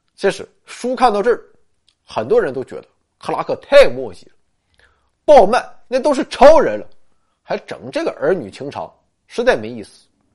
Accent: China; 我们中国人可以占得先机呢

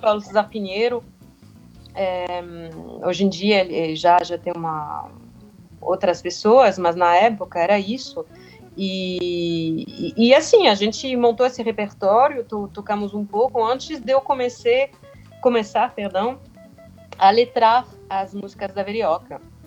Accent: France; Portuguese is a second language; Eu, sendo francesa

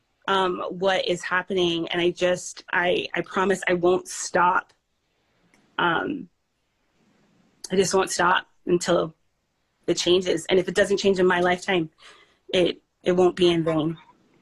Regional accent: Canada; also born or lived in Belize; now in United States; we grew up in Canada, spent our childhood there

